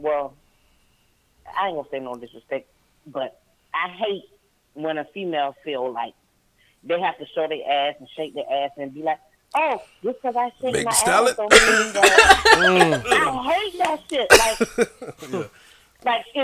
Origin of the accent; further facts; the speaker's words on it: Brunswick, Georgia, United States; also born or lived in Savannah, Georgia; now in Columbia, United States; I grew up in Brunswick